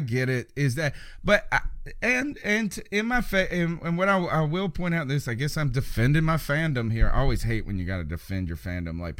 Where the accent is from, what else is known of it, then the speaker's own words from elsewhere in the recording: United States; I'm American